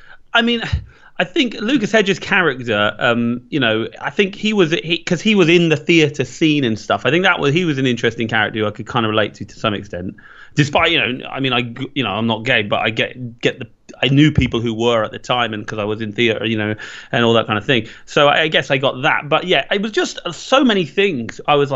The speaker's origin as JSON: {"language": "English", "country": "Ireland", "said": "and I'm Irish"}